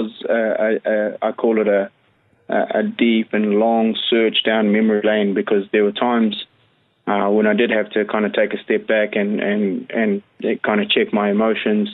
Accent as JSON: {"language": "English", "town": "Christchurch", "region": "Canterbury", "country": "New Zealand", "also_born_or_lived": "Wellington", "moved": "as an adult", "said": "I always say, Christchurch. Christchurch is home."}